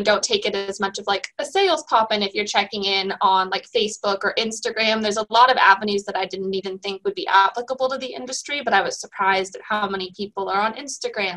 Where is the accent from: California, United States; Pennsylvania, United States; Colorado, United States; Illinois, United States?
California, United States; Sonoma County; I was born in Southern California, but moved here almost immediately, and I've been here all my life, all over the county, Santa Rosa, Petaluma, Cotati